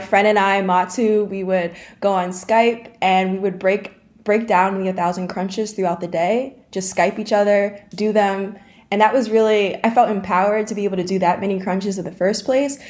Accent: Dutchess County, New York, United States; also born or lived in Syracuse, New York; I'm from Poughkeepsie, New York. Well, not from, but I'm from Dutchess County, New York. I live in Arlington, New York with my mother.

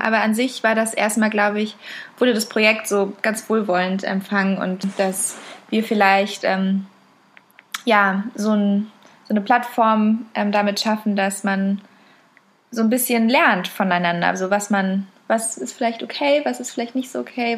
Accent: Berlin, Germany; von uns auch viel eher als Berlinerin als so wirklich Deutsche

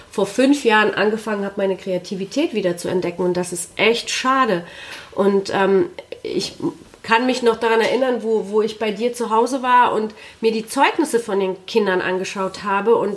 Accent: Poland; ich bin in Polen zur Schule gegangen

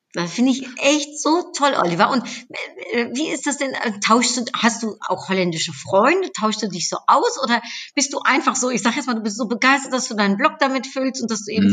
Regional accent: Netherlands; now in Germany; schönes Nachbarland, in äh, ja, meine Heimat

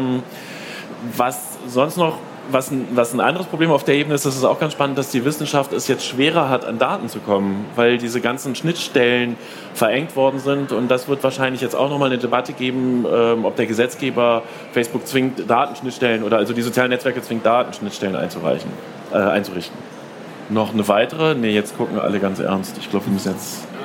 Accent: Saxony, Germany; wobei das im ländlichen Raum, wir kommen aus Sachsen, heikel ist, sag ich mal.

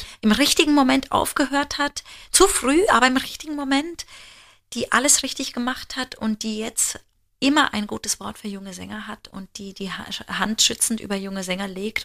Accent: Germany; wir als Deutsche

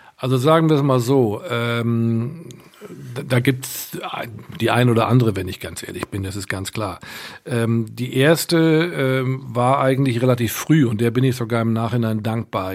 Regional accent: Münster, North Rhine-Westphalia, Germany; moved away as an adult; also born or lived in Bremen; eigentlich bin ich groß geworden, aufgewachsen in Münster in Westfalen

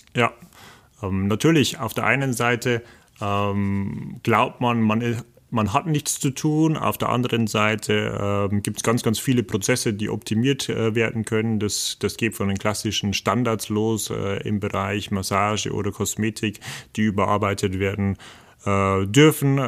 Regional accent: the region around the Bayerwaldhof, Bavaria, Germany; ich komme aus der Region hier, ich weiß, und ich kenne den Bayerwaldhof schon äh, seit meiner kleinen Kindheit

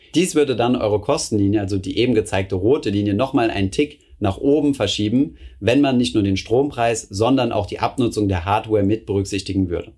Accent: Germany; bei uns in Deutschland

